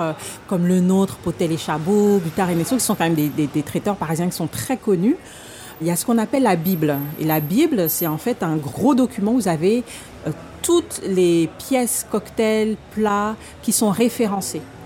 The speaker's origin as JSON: {"language": "French", "country": "Gabon", "tie": "born or raised there", "moved": "yes", "lives_now": "France", "said": "j'ai grandi au Gabon"}